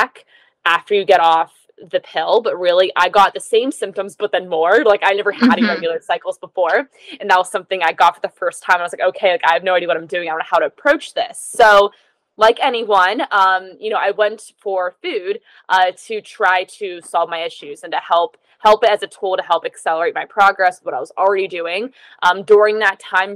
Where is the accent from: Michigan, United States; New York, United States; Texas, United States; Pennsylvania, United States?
Pennsylvania, United States; now in Southern California, United States; I'm based in Southern California currently, but I'm actually from Pennsylvania.